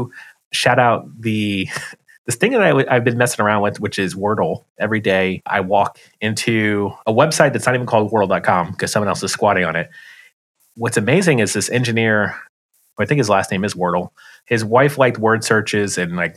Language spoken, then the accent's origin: English; United States; as an American